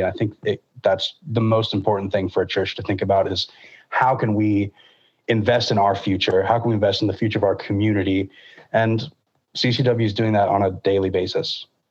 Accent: Lakeland, Florida, United States; I grew up in Lakeland at First United Methodist Church there

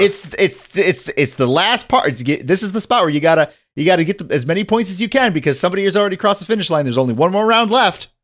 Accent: northern Michigan, United States; I grew up in northern Michigan

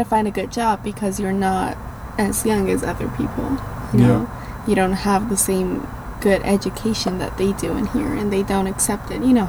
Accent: Iran

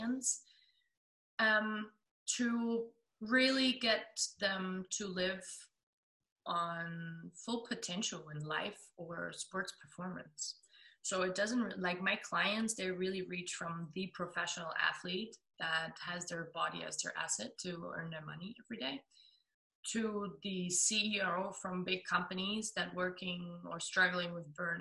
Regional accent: Germany; accent: German; English is a second language; also born or lived in Melbourne, Australia; I'm 27, I'm from Germany

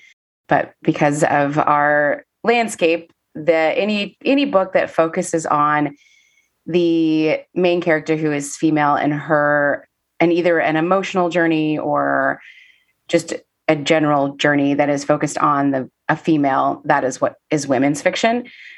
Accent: Kansas City, Missouri, United States; now in Nashville, United States; Yeah, I am originally from Kansas City, Missouri. Moved to Nashville in 2005. Well, technically December 31st, 2004.

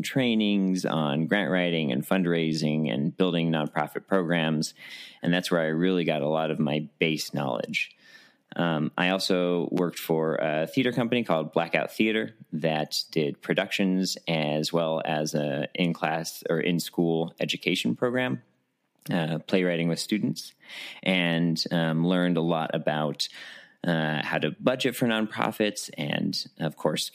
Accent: Albuquerque, New Mexico, United States; I am born and raised in Albuquerque, New Mexico

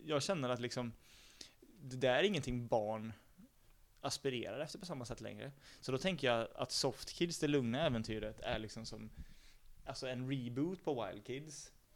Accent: Sweden; vi är svenskar

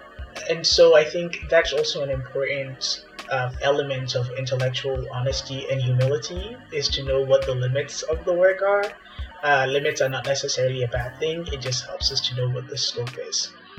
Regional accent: Ghana; I'm Ghanaian myself

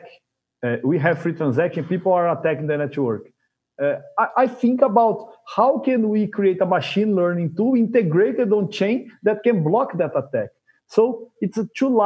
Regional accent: Brazil; I'm from Brazil

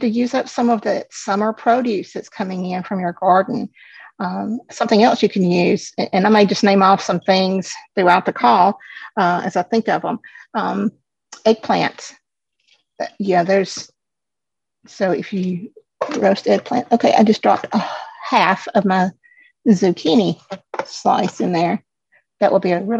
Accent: the South, United States; I am from the South, so I am a Southern girl at heart

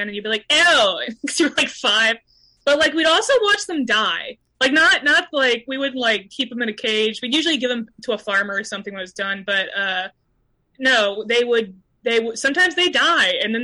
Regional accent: Midwest, United States; I'm from the Midwest

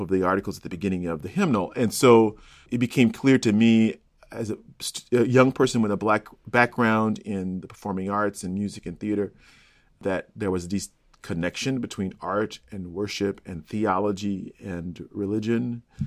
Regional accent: Chicago, Illinois, United States; moved away as an adult; also born or lived in Cincinnati; I'm from Chicago and went to UC

